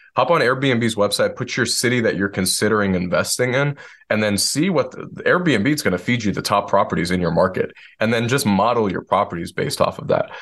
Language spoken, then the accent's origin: English; Detroit, Michigan, United States; moved away as an adult; now in Asheville, United States; I'm born and raised in Detroit, Michigan, where everything is flat